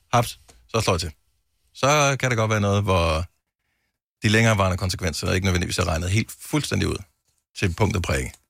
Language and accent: Danish; Denmark; Vi danskere